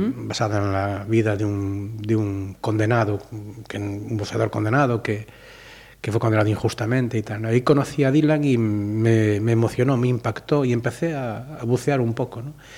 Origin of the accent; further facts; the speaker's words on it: Salcedo, Galicia, Spain; Yo nací en, Salcedo, en Arribal, porque mi, familia se fue de, de Amoreira